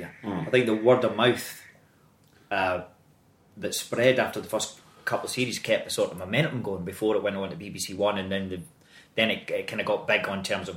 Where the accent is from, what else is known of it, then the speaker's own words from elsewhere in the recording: Greenock, Scotland, United Kingdom; accent: Scottish; moved away; Greenock, my hometown's always been my wee sanctuary